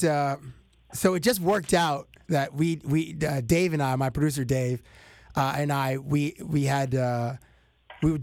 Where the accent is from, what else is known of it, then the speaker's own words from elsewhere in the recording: Toronto, Ontario, Canada; hey, Dr. Dre, I'm from Toronto